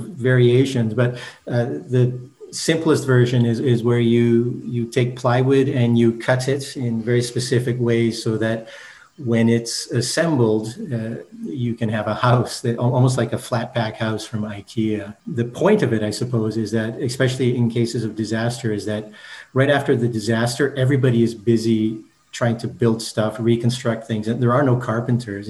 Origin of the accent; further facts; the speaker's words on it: Brandon, Manitoba, Canada; moved away as an adult; also born or lived in Japan; I grew up in Manitoba, you know, in a small town in Brandon